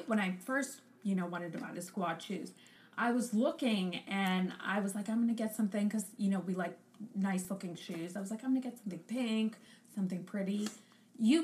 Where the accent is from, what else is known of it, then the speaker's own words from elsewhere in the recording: Pittsburgh, Pennsylvania, United States; we're from Pittsburgh